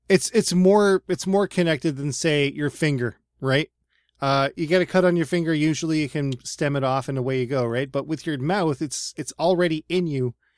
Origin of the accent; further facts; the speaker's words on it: Nova Scotia, Canada; We live in, like, suburban Nova Scotia